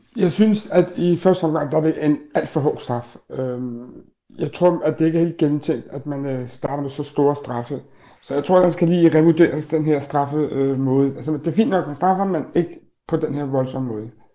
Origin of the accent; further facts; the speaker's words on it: Denmark; som danskere, kan vi øh, invitere vores børns øh, venner hjem